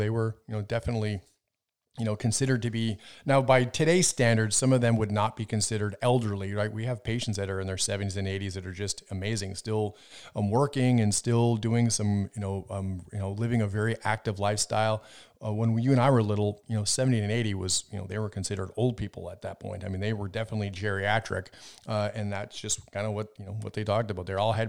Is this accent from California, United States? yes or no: no; Minnesota, United States; also born or lived in Wisconsin; growing up in Minnesota, Wisconsin, I had a lot of older relatives